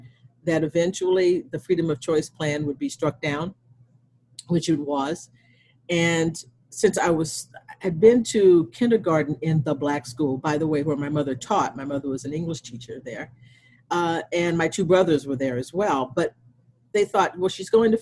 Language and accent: English; Texas, United States; when I was growing up in Texas